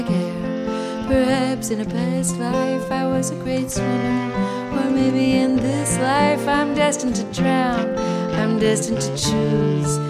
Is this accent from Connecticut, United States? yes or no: no; Portland, Oregon, United States; now in Brooklyn, United States; I am from Portland, Oregon